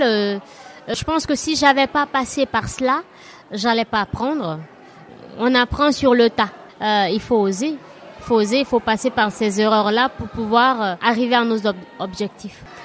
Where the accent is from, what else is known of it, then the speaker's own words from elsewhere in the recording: Guinea; moved away as an adult; now in Barcelona, Spain; je suis de la Guinée